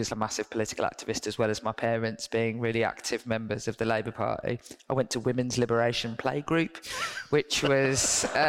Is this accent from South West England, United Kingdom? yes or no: no; Birmingham, West Midlands, United Kingdom; I grew up in Kingsheath.